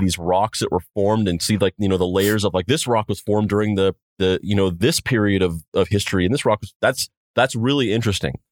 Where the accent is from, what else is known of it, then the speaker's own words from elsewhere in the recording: New Mexico, United States; I'm from, I'm from New Mexico